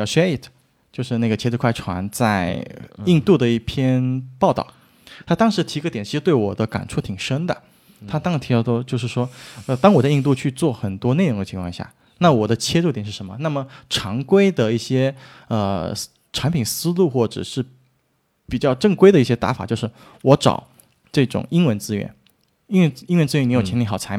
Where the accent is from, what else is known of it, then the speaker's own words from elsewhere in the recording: Guangdong, China; accent: Teochew; 我们潮汕话